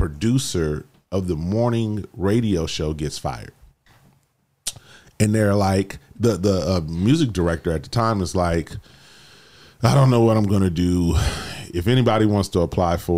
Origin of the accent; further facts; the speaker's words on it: San Diego, California, United States; this is my hometown. My people know me.